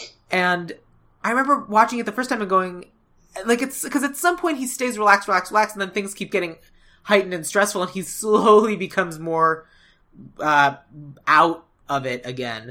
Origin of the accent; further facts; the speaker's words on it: Arizona, United States; I grew up in Arizona